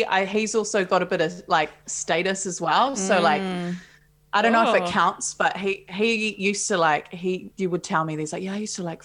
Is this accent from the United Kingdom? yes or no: no; Palmerston North, Manawatū-Whanganui, New Zealand; now in Auckland, New Zealand; I grew up in Palmerston North